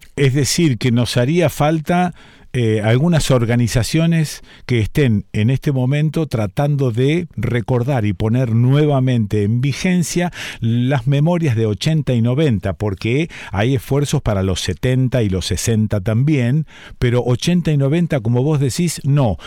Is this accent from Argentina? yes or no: yes; Argentina; pensarnos como argentinos